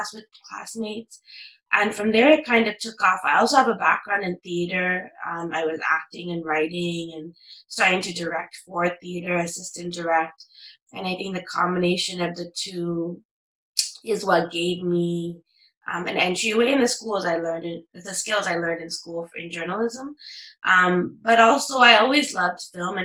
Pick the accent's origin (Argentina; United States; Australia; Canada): Canada; Toronto, Ontario; growing up in Toronto, you know, and growing up in Canada, you kind of have this hyphenated identity that's, you know, Tamil Canadian or Sri Lankan Canadian